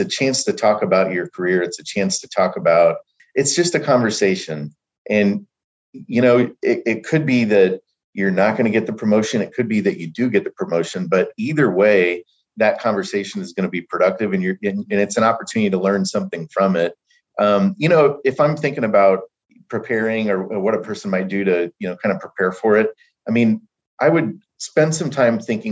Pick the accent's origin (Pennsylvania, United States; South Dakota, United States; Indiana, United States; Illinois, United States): Indiana, United States; Brownsburg; moved away as an adult; also born or lived in Texas; I'm originally from Indiana, from Brownsburg